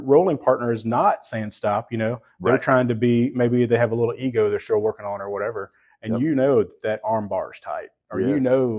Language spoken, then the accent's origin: English; Texas, United States; I'm from Texas.